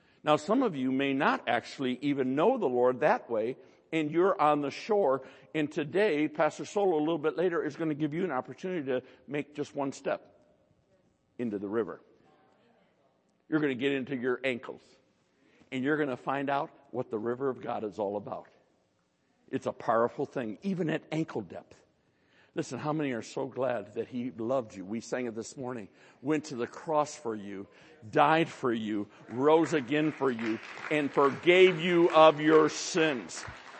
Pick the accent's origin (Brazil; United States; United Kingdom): United States; we're American, most of us